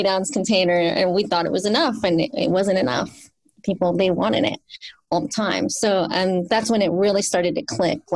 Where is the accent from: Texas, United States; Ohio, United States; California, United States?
California, United States; San Jose; I grew up in South San Jose, and it was just 20 minutes north of Gilroy